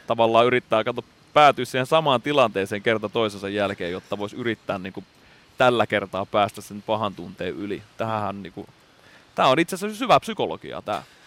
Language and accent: Finnish; Lemi, South Karelia, Finland; moved away; meillä Lemillä, eli siellä pienellä maalaispaikkakunnalla, mistä nyt sitten ponnistettiin